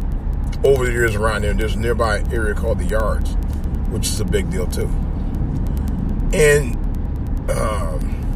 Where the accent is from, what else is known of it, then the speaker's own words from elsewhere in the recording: East Cleveland, Ohio, United States; where I grew up in East Cleveland